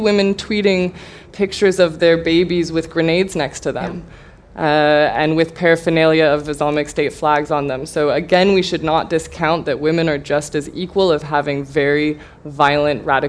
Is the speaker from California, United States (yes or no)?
yes; California, United States; I'm from California